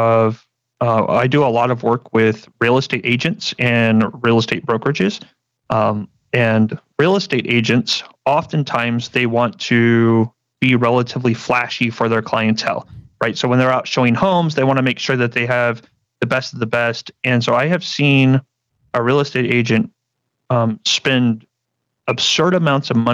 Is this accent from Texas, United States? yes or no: yes; San Antonio, Texas, United States; I'm from San Antonio, Texas, born and raised here